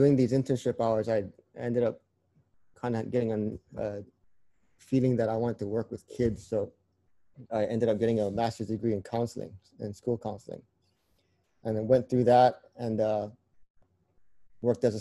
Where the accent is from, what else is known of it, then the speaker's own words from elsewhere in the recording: Hawaii, United States; moved away as an adult; now in Oregon, United States; I grew up in Hawaii. Yep, born and raised.